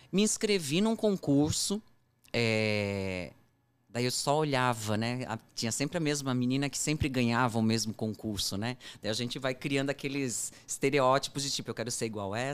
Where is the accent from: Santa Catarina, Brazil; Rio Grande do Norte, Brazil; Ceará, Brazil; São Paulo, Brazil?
Santa Catarina, Brazil; Blumenau; É, eu sou de Blumenau, Santa Catarina. É, minha família ainda continua morando lá, né?